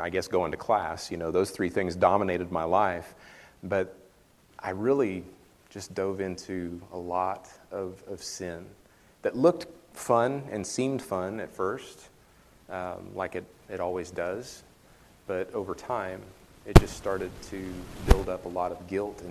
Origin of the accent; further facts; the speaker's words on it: western Kansas, United States; moved away as an adult; also born or lived in Kentucky; now in Prairie Grove, United States; I'm originally from a small town in western Kansas